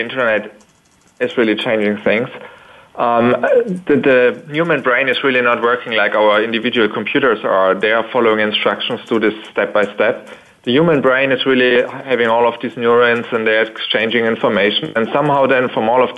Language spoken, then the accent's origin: English; Berlin, Germany; I'm just calling from Berlin. That's my home place